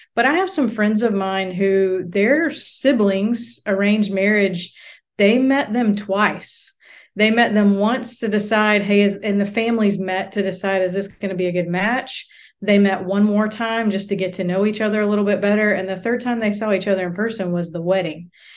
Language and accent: English; United States; moved away as an adult; now in South Asia; as an American